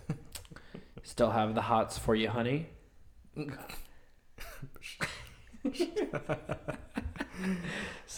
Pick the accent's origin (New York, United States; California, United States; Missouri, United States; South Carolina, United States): South Carolina, United States; Summerville; I was born and raised in Somerville, South Carolina